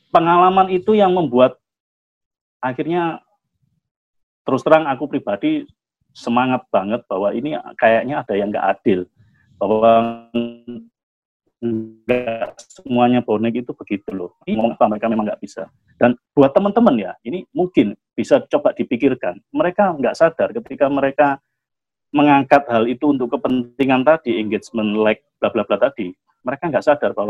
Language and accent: Indonesian; Surabaya, East Java, Indonesia; meskipun secara kedaerahan iya aku orang Surabaya, nggak ada masalah di Surabayanya.